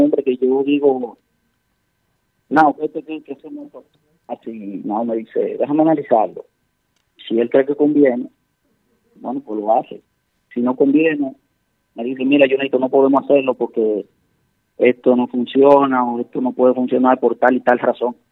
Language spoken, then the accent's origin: Spanish; Santiago de los Caballeros, Santiago, Dominican Republic; yo soy de Santiago